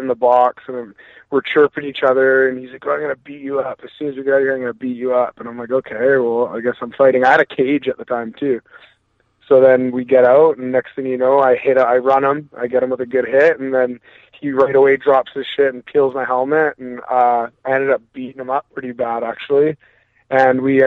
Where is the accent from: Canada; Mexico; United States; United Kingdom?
Canada; Maple Ridge, British Columbia; I grew up, born and raised in Maple Ridge, British Columbia